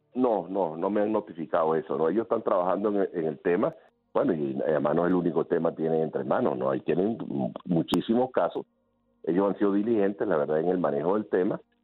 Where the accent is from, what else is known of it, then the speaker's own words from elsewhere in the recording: Venezuela; servir a mi país